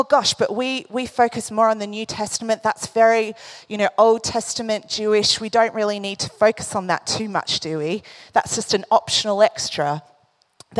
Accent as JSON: {"language": "English", "country": "Australia", "moved": "yes", "said": "I come from Australia. I grew up, you know, going to the beach a lot"}